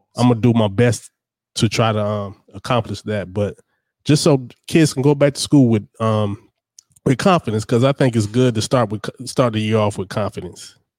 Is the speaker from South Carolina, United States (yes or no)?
yes; Darlington, South Carolina, United States; I'm from Darlington, South Carolina